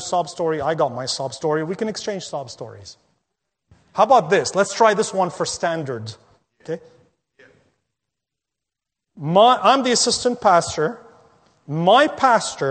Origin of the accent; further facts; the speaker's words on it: Lebanon; now in North America; I visited my home country of Lebanon last year a couple of times